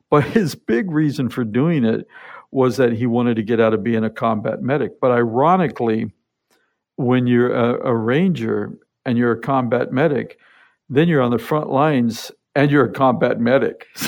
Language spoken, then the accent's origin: English; Seattle, Washington, United States; born there; I was born here in Seattle, but at about 10 months old, my dad was in the military. So, he was transferred to Germany